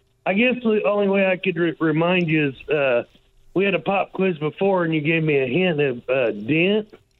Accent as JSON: {"language": "English", "town": "Martinsville", "region": "Indiana", "country": "United States", "tie": "born or raised there", "said": "Where did I grow up? Yeah. In Martinsville."}